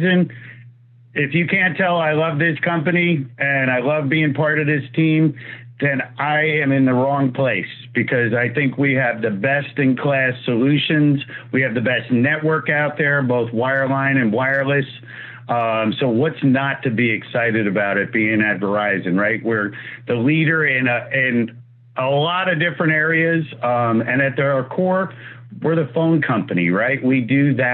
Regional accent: New Jersey, United States; accent: New York; I'm actually from Jersey

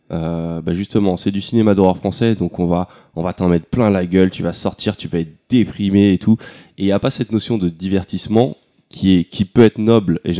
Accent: France; on va se dire que bon, on est français, donc il faut qu'on fasse des films qui, font mal.

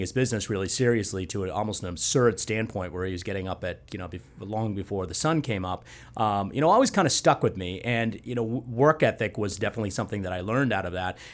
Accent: just outside of Boston, Massachusetts, United States; also born or lived in San Bernardino, California; I've grown up there just outside of Boston and, uh, spent most of my life there.

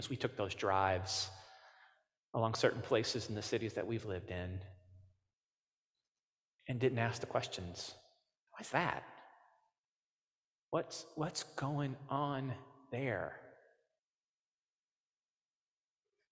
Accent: Cape Girardeau, Missouri, United States; I grew up in Cape Girardeau, Missouri

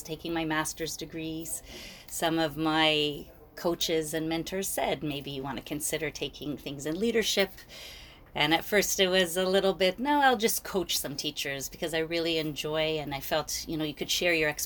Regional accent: Toronto, Ontario, Canada; also born or lived in Montreal, Quebec; So I was born in Montreal, but I moved to Toronto in the early 80s, late 70s, like a lot of the people. So I was born in Montreal, moved to Toronto. I went to Jewish day school.

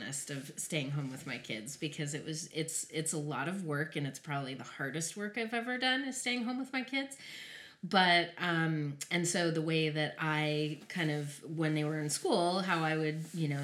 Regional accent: Albuquerque, New Mexico, United States; moved away as an adult; also born or lived in Denver, Colorado; now in California, United States; I was born and raised in Albuquerque, New Mexico

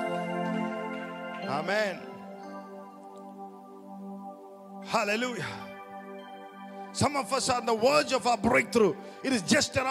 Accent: India; as an Indian

